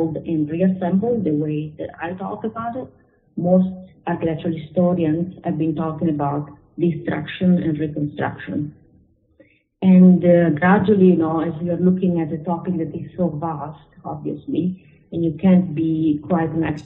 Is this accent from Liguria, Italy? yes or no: yes; Genoa, Liguria, Italy; moved away as an adult; I was born in Genoa, which is a very historical city, and I studied architecture there.